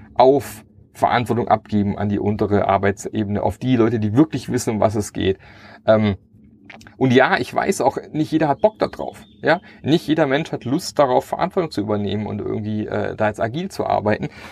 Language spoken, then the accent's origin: German; Germany; wir als Deutsche und unsere deutsche Kultur